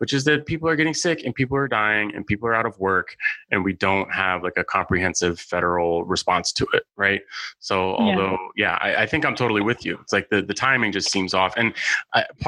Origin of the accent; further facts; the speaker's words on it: San Francisco, California, United States; I'm a San Francisco native. I grew up in San Francisco